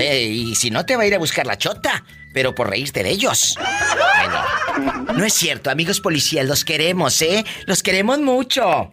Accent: Matamoros, Tamaulipas, Mexico; moved away; allá en mi tierra, en Matamoros

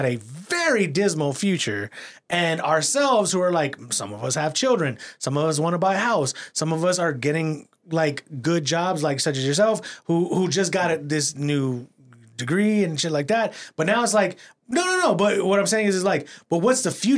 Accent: San Antonio, Texas, United States; I'm from San Antonio. I've been here like forever.

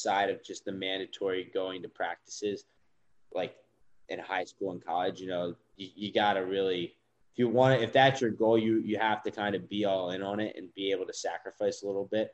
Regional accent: Baltimore, Maryland, United States; moved away; being from Baltimore

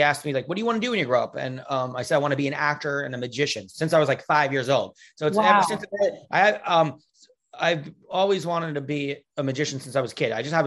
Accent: Stony Brook, New York, United States; also born or lived in Kew Gardens, Queens, New York / Manhattan, New York City; now in New York City, United States; Well, I'm from New York. From 0 to 10, I grew up in Kew Gardens, Queens. But then when I was 10, I moved to a place called Stony Brook, Long Island, New York

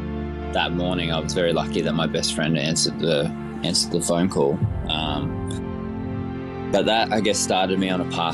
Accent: Queensland, Australia; Growing up in Queensland and stuff, it was like we were pretty, a really working class family. It wasn't very much. It was, meat and three veg, that sort of thing.

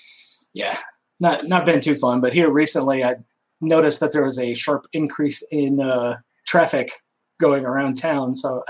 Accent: Omaha, Nebraska, United States; born there; also born or lived in Nevada / Texas / Georgia; now in Louisiana, United States; Yeah, I was born in Omaha, Nebraska. Moved out west to Nevada for a little bit, Texas, Louisiana, Georgia. I've been all over.

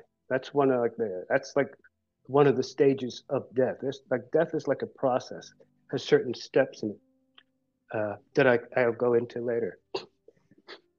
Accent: Philadelphia, Pennsylvania, United States; I'm from Philadelphia

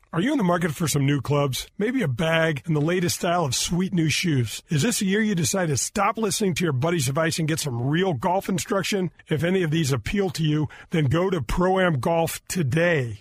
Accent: North County, Missouri, United States; I grew up in North County and I grew up as a caddy

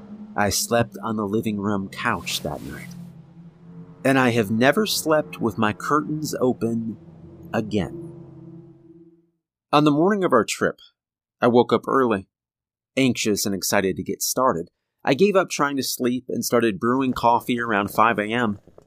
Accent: Kentucky, United States; moved away as an adult; now in Tennessee, United States; I was born and raised in Appalachia. I spent my first 22 years in Kentucky, then moved to Tennessee.

